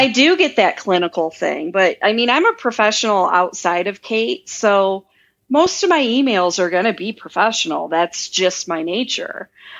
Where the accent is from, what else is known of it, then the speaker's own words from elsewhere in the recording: Midwest, United States; I mean, I'm from the Midwest, you know, I mean, I'm very down to earth.